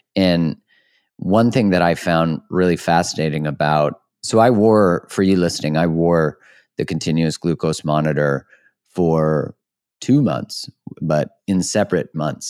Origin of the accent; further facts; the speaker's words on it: Canada; I'm a Canadian